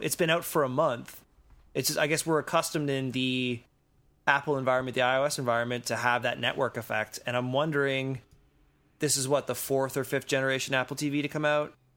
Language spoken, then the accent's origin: English; Canada; as a Canadian